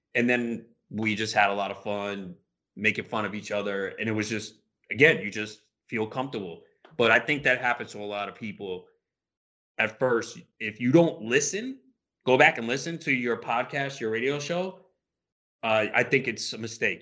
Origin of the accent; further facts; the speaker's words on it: New York, United States; We're both from New York